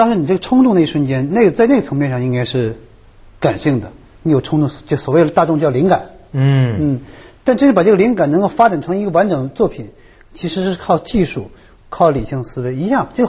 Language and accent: Chinese; Harbin, Heilongjiang, China; 但恰恰我是一个东北人，哈尔滨人